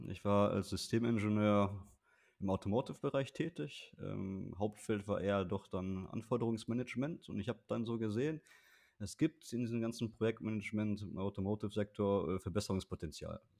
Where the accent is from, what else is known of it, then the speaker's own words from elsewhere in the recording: Bocholt, North Rhine-Westphalia, Germany; Also ich bin in Bocholt aufgewachsen, mein Equipment war alles in Bocholt. Ich habe in Bochum studiert